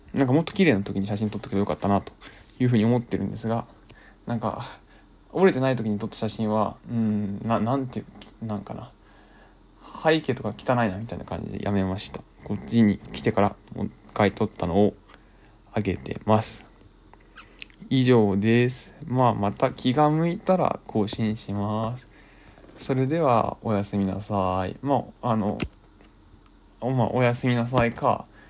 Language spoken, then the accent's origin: Japanese; Kanto, Japan; 僕関東の人間なんで NAC5 が入るんですよ FM で